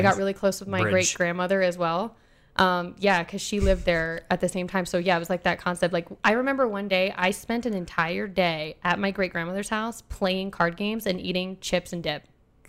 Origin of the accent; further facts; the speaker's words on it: Alaska, United States; also born or lived in Lake City; took a toll on my entire formative years of hating myself, hating my, you know, being Indian in an all-white area, both in Alaska and in Lake City.